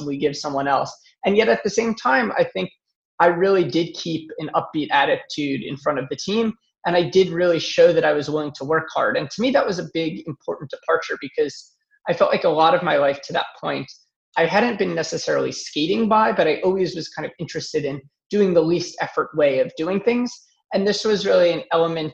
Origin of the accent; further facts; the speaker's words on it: New York, United States; also born or lived in Pittsburgh; I moved from Pittsburgh back to New York, where I'm from